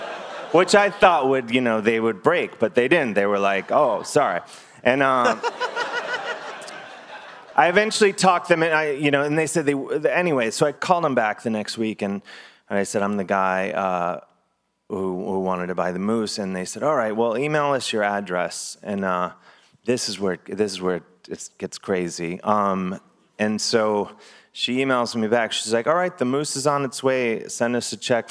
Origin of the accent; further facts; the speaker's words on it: United States; I'm from America